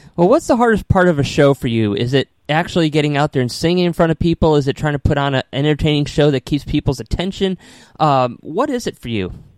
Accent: Connecticut, United States; also born or lived in New York City; now in Tampa, United States; I was born and raised up in Connecticut

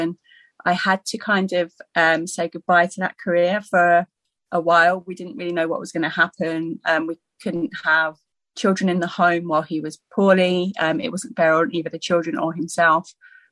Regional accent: Surrey, South East England, United Kingdom; I was brought up in Surrey

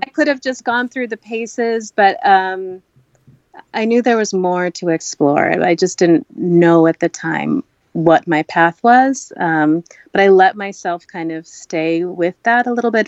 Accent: United States; also born or lived in Kerala, India; growing up in America, I I faced prejudice

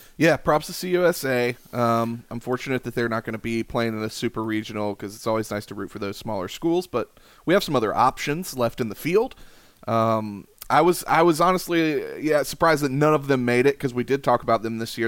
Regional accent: Columbia, South Carolina, United States; I'm from Columbia, South Carolina

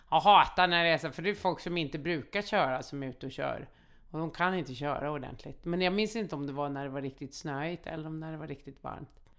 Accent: Malmö, Skåne, Sweden; Så är det där jag växte upp i Rosengård.

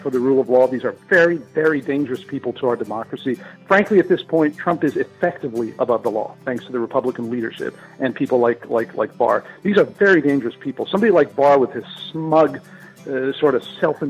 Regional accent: Lebanon; moved away; I was raised in Lebanon in a small Christian village with churches that were 700 years old

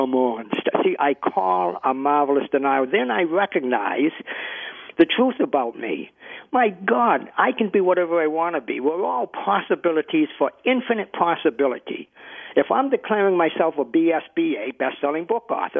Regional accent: Boston, Massachusetts, United States; Here I am from Boston, the very opposite accent

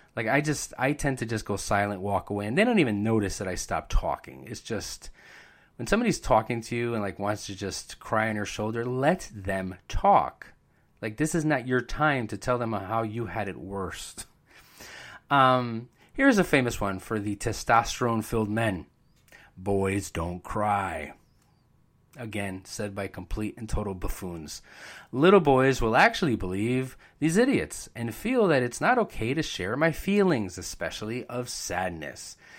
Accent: Bridgeport, Connecticut, United States; I was born and raised in Bridgeport

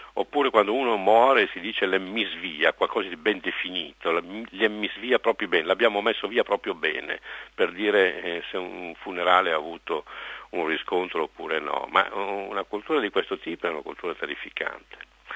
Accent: Monza, Lombardy, Italy; sono nato a Monza, capitale della Brianza, conosco benissimo questa tribù

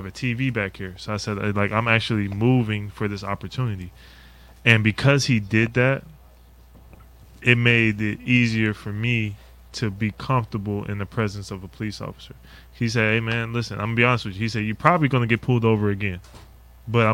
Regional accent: Anchorage, Alaska, United States; now in Lexington, United States; growing up in Anchorage, Alaska

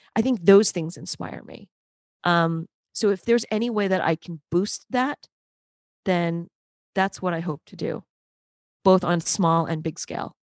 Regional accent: New York City, New York, United States; I am a New Yorker. I am in New York City. but I did grow up in one of the boroughs

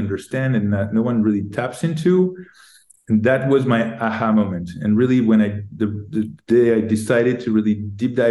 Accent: Paris, Île-de-France, France; moved away as an adult; also born or lived in Silicon Valley; I'm from Paris. I grew up in Paris.

